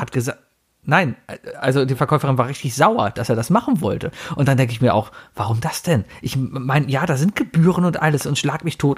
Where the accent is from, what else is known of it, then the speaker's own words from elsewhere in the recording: Germany; als Deutscher